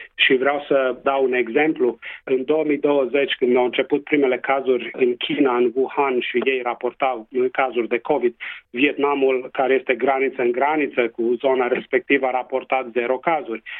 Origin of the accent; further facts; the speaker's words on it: Transylvania, Romania; accent: Transylvanian; first language Romanian; now in Western Australia, Australia; să mă adresez conaționalilor în limba maternă, cu accent ardelenesc